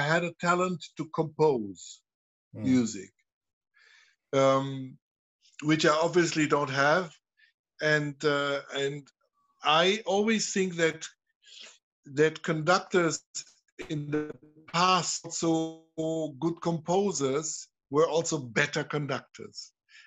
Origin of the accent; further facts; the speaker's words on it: Trier, Rhineland-Palatinate, Germany; I'm coming from Trier. Trier is the old Roman city. You find, whenever you dig in your garden, you find old parts from amphoras or whatever. And I grew up with that.